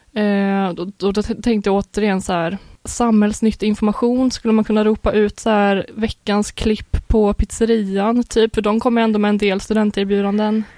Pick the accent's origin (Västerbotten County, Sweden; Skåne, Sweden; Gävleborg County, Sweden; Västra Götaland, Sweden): Västra Götaland, Sweden; Uddevalla; jag är från Uddevalla